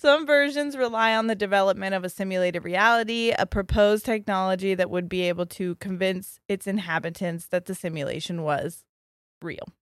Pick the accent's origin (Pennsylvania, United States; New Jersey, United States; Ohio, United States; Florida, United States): Ohio, United States; we're from Ohio